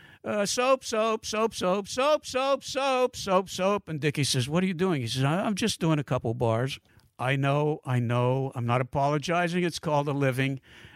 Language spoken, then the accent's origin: English; Pittsburgh, Pennsylvania, United States; I said, excuse me, I'm from Pittsburgh. I know that marks me as an outlander, but I'm a nice guy.